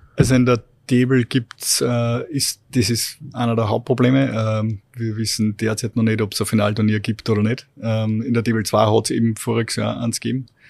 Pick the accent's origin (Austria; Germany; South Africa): Austria; Steyr, Upper Austria; ich bin damals in Steyr schon äh, mit meinen Eltern äh, am, am Eislaufplatz runtergegangen